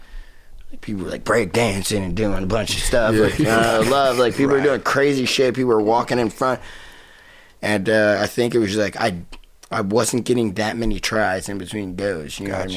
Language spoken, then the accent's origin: English; New Jersey, United States; I was still in Jersey, like fucking... Yeah. Like in my hometown, just like...